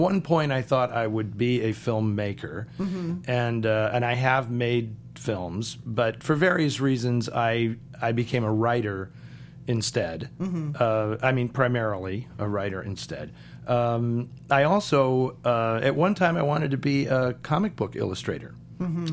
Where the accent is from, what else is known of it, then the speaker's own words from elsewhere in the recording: San Francisco, California, United States; also born or lived in Santa Rosa, California; I'm from San Francisco, and so mm-hmm. I spent most of my time in, you know, the urban environment of San Francisco